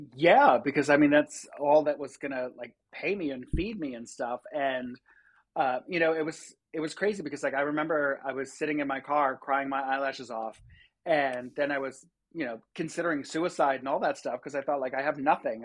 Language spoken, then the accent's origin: English; Rochester, New York, United States; also born or lived in Long Island, New York; I grew up on Long Island until I was eleven, and then, uh, we moved up to Rochester, New York. So, I've been there ever since.